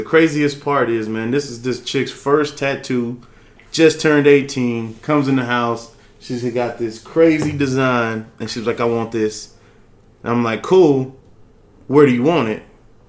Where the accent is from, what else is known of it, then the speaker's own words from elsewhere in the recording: Carson, California, United States; now in Texas, United States; Man, originally California, man. Carson, Cali. Shout out Carson one time.